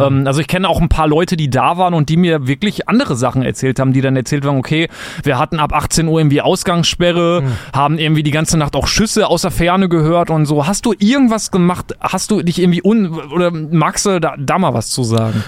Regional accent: Germany; ich bin ja Deutscher

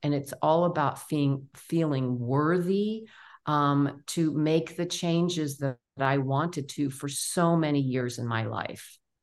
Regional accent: New York City, New York, United States; also born or lived in Memphis, Tennessee; born and raised in New York City

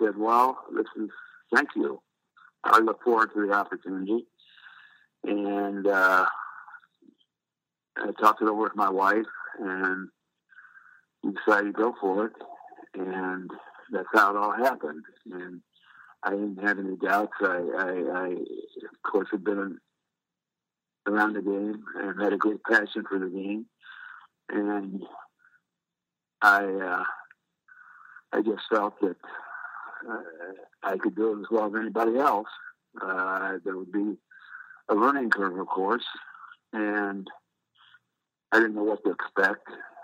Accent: Ohio, United States; moved away as an adult; also born or lived in Milwaukee; when I went to Cleveland, I went back to my home state

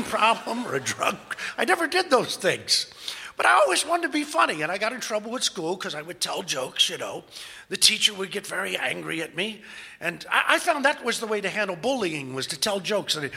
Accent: Kentucky, United States; I'm from Kentucky.

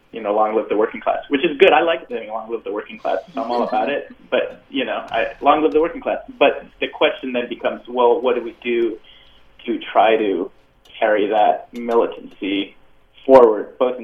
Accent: Bay Area, California, United States; moved away as an adult; now in East Coast, United States; But I'm from the Bay Area

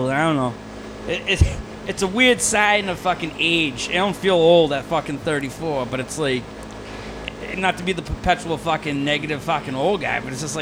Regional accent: Norton, Massachusetts, United States; Yeah, I grew up in Norton.

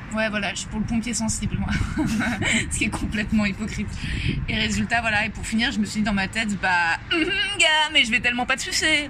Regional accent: Paris, Île-de-France, France; je suis née à Paris, j'ai grandi à Paris, j'ai fait mon collège, mon lycée

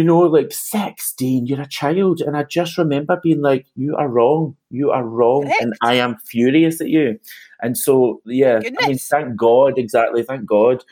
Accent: Glasgow, Scotland, United Kingdom; I grew up in Castlemilk

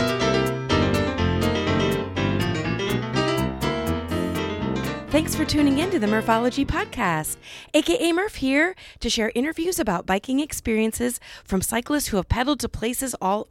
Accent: Iowa, United States; I am from Iowa.

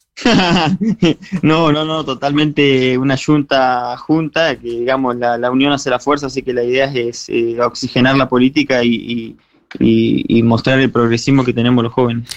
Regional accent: 28 de Julio, Chubut, Argentina; mi pueblo que me vio crecer y, me formó

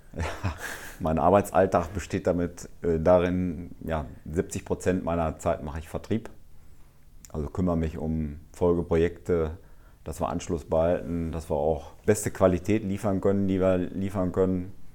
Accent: Altenbeken, North Rhine-Westphalia, Germany; weil ich letztendlich auch hierher komme und auch letztendlich an, an Altenbeken, ja, äh, letztendlich ist meine Heimat

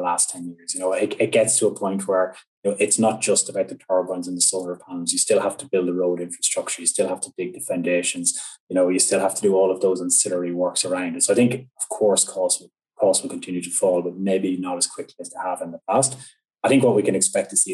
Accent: Ireland; my home country, Ireland

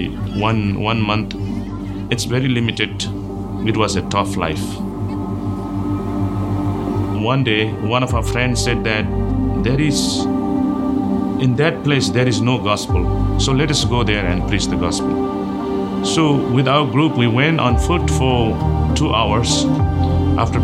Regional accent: Chirang, Tsirang, Bhutan; now in United States; I am from Bhutan. I was living in Chirang, Bhutan, one of the very small village

